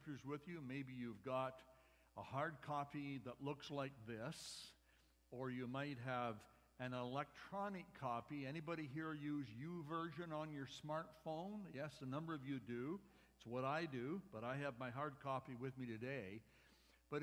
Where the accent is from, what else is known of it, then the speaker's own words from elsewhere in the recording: Medicine Hat, Alberta, Canada; I grew up with Peter in Medicine Hat about 10,000 years ago